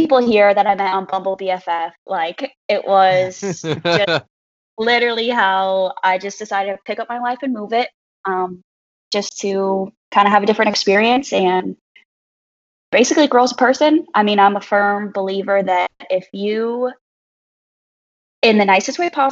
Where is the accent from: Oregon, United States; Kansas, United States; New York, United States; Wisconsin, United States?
Wisconsin, United States; moved away as an adult; also born or lived in Iowa; now in Houston, United States; I'm originally from Wisconsin and went to Iowa to play soccer there